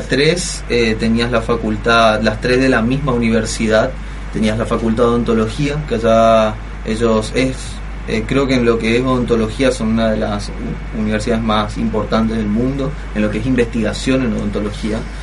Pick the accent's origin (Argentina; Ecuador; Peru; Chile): Argentina; soy, no era un argentino